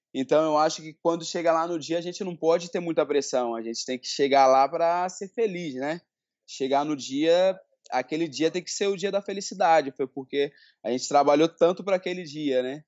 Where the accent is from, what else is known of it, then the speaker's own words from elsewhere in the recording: Rio de Janeiro, Brazil; now in São Paulo, Brazil; hoje eu moro em São Paulo, né? Mas eu sou do Rio de Janeiro, de Bangu